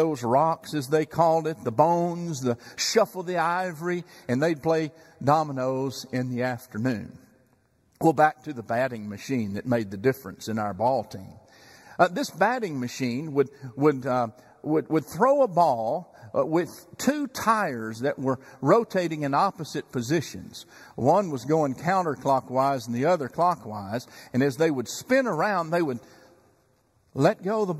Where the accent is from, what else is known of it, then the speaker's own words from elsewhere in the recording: Chandler, Texas, United States; moved away as an adult; now in Dallas-Fort Worth, United States; I remember being a bat boy before Little League in Chandler, Texas, back in my hometown.